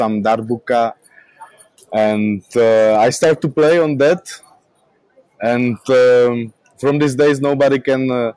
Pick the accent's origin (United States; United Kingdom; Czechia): Czechia; Brno, South Moravian Region; English is a second language; here in Brno, my hometown